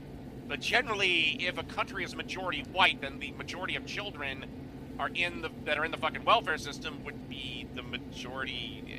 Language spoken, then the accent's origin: English; United States; I'm an American, you're a Canadian.